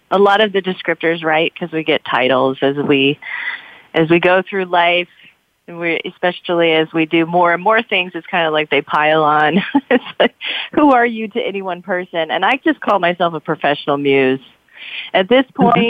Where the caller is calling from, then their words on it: Emeryville, California, United States; I actually live in Oakland, California, but I have an office here